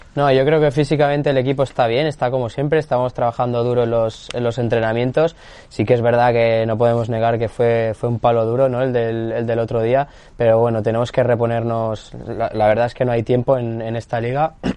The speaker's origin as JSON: {"language": "Spanish", "town": "Barcelona", "region": "Catalonia", "country": "Spain", "moved": "yes", "lives_now": "Almería, Spain", "said": "yo, soy de Barcelona"}